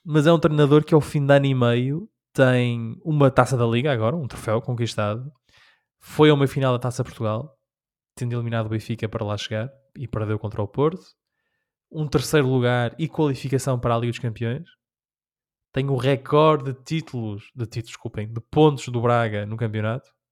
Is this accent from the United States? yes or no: yes; Rhode Island, United States; na minha terra de nascença há uma, uma cidade, uma vila chamada Newport